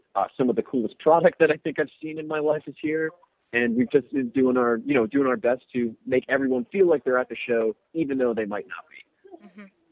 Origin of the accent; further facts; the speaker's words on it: Orlando, Florida, United States; I'm from Orlando, so I know Disney